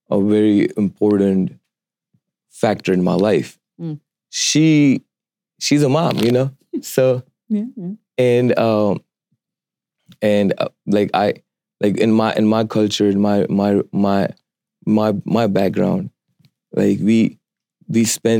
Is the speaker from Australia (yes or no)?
no; India; moved away; I'm from India, originally from India